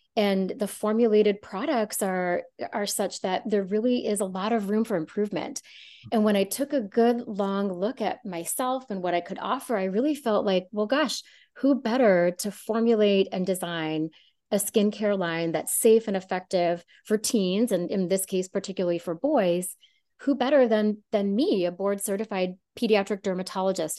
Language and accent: English; Canada; moved away as an adult; also born or lived in San Francisco, California; growing up in Canada and doing most of my medical training in Canada